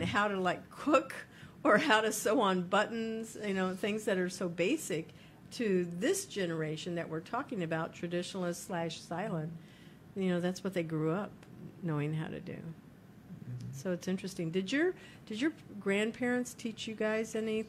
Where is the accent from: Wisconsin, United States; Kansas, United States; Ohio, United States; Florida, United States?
Kansas, United States; I'm from Kansas. And in Kansas, they had sewing classes